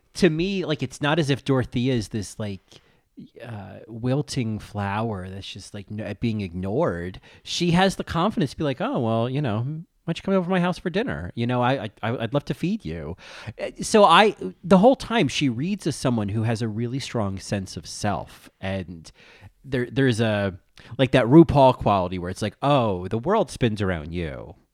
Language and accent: English; New Jersey, United States; accent: New Jersey; my New Jersey accent